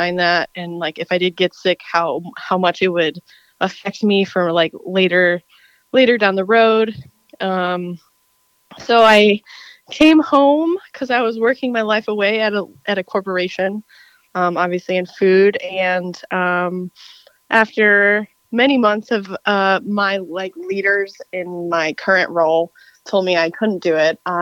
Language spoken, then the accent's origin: English; Illinois, United States; I actually am from Illinois